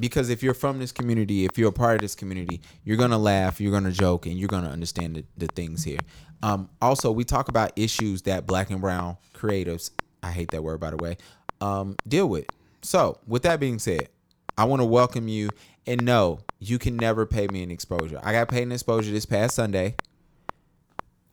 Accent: Charlotte, North Carolina, United States; Born and raised in Charlotte, North Carolina

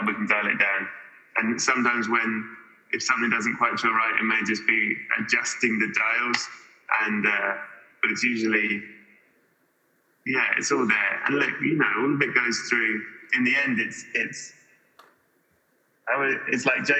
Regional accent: England, United Kingdom; I'm English

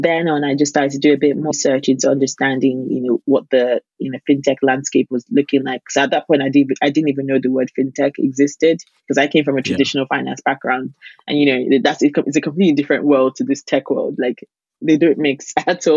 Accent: Nigeria; as a Nigerian

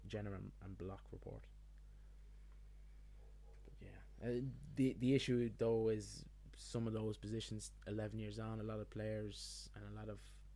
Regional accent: Ireland; we're Irish

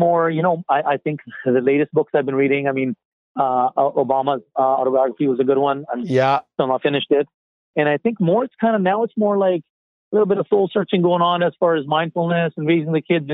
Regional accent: Yarrow, British Columbia, Canada; also born or lived in Abbotsford; growing up in Yarrow, moving to Abbotsford to a bigger city

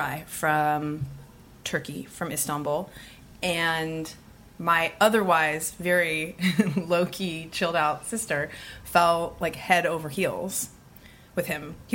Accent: Bay Area, California, United States; We're from the Bay Area.

